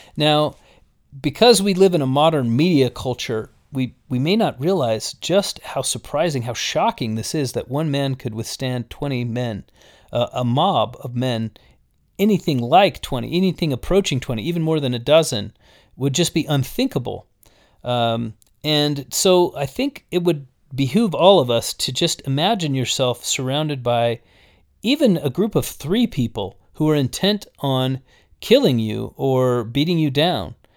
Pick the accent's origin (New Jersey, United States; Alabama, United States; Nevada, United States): Nevada, United States; Las Vegas; having grown up in Las Vegas